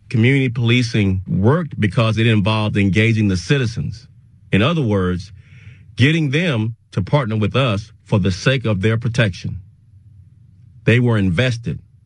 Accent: Dallas, Texas, United States; also born or lived in Austin, Texas; returning to my hometown during the summer after my sophomore year of college

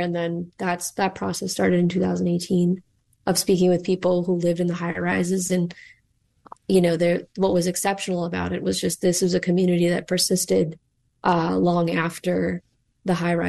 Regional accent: Chicago, Illinois, United States; moved away as an adult; So I grew up in Rogers Park, actually. And my family bought their first home there. First home my father bought after he immigrated to the U.S. And it's still with my family.

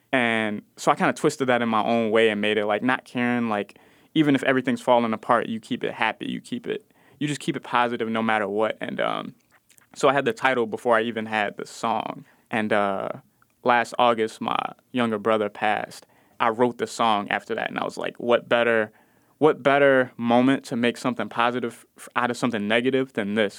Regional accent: Chicago, Illinois, United States; I'm from Austin, I spent a lot of time in the Cabrini Green projects

